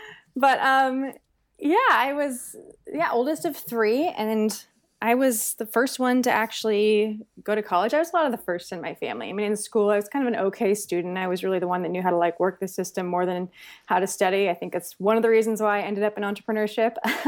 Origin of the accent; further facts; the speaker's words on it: California, United States; But, no, I grew up in the San Francisco Bay Area. So, mm-hmm. I'm California born and bred. I'm middle-class family, oldest of three.